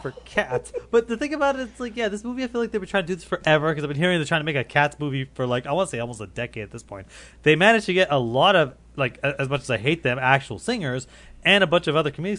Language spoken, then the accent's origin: English; Canada; I'm I'm Canadian